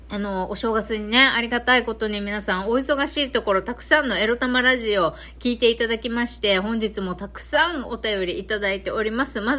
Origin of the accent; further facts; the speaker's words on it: Okinawa, Japan; accent: Okinawan dialect mixed with Kansai; うちなんちの私からしてみるとね